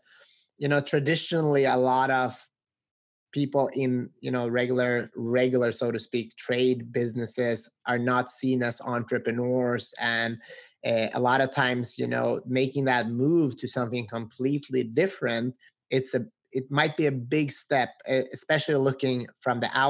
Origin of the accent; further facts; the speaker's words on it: Sweden; now in United States; I grew up in Sweden to immigrant parents. Now I'm here in the U.S.